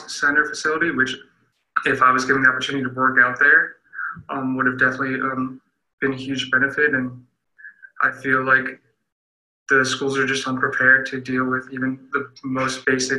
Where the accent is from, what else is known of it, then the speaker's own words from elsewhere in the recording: Long Island, New York, United States; I'm a sled hockey recruit here, and I'm from Long Island, New York.